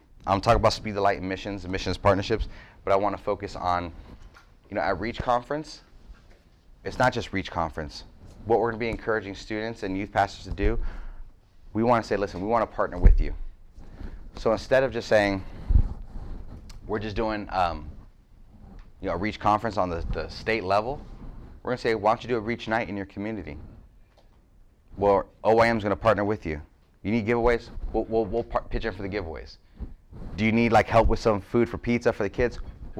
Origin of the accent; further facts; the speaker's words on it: Youngstown, Ohio, United States; I was from Youngstown, like, there's grace here.